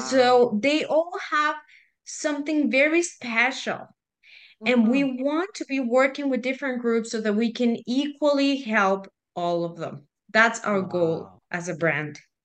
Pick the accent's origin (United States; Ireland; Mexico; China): Mexico; Guadalajara, Jalisco; moved away as an adult; also born or lived in Fort McMurray, Canada; now in Canada; I am Mexican, believe it or not. I was born in Guadalajara